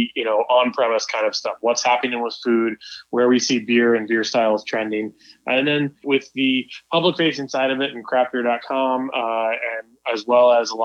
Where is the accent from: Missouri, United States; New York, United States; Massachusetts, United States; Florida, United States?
Missouri, United States; Kansas City; moved away; also born or lived in Colorado; I grew up in Kansas City.